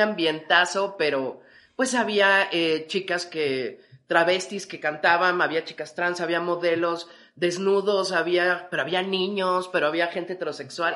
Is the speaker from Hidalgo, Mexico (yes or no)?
no; Mexico City, Mexico; como chilangos